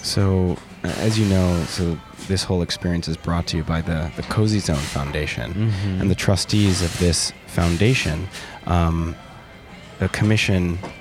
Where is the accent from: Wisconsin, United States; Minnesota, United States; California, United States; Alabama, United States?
Wisconsin, United States; Milwaukee; I'm from Milwaukee, Wisconsin